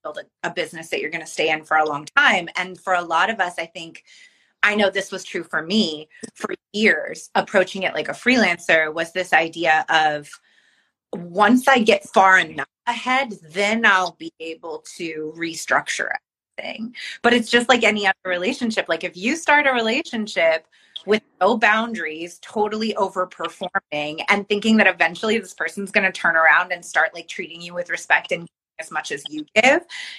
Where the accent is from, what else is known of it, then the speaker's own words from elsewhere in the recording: Bay Area, California, United States; I'm from the Bay Area